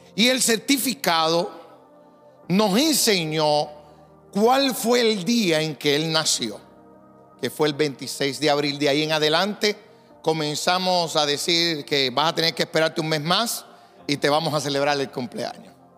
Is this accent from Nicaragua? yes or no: no; Puerto Rico; Como buenos puertorriqueños